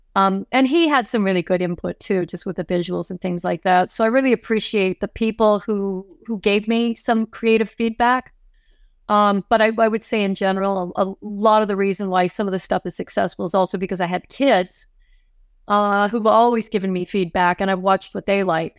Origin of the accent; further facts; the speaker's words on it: Toronto, Ontario, Canada; moved away as an adult; now in Los Angeles, United States; I am from Canada, as I mentioned earlier, I grew up in Toronto